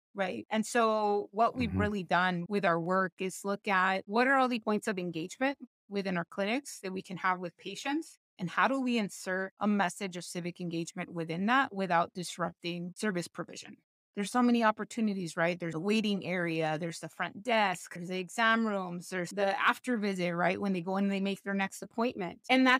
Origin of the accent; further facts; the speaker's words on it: Buck Gardens, California, United States; I was born and raised in Southeast LA, a little city called Buck Gardens.